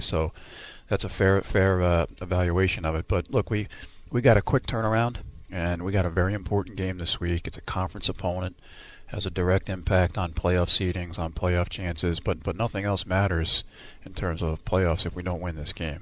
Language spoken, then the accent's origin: English; United States; now in Houston, United States; being from New York, New Jersey, that's where all my roots are